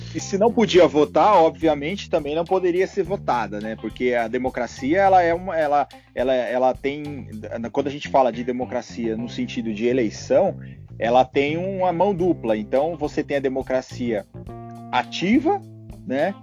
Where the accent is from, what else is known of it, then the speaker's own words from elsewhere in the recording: São Paulo, Brazil; Porque eu sou de São Paulo.